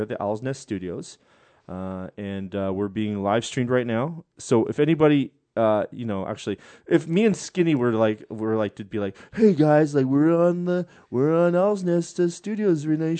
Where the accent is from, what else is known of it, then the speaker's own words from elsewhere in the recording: Vancouver, British Columbia, Canada; I'm a Canadian from Vancouver. Nerdy Canadian from Vancouver